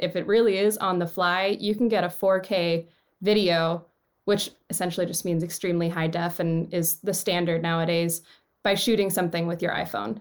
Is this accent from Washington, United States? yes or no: yes; Seattle, Washington, United States; moved away as an adult; also born or lived in Los Angeles; I grew up in Seattle. I went to Roosevelt High School